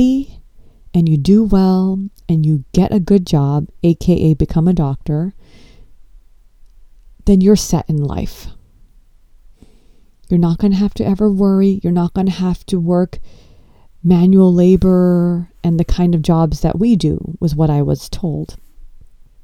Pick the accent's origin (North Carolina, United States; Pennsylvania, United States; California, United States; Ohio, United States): California, United States; Los Angeles; I grew up in Los Angeles and I was born and brought up here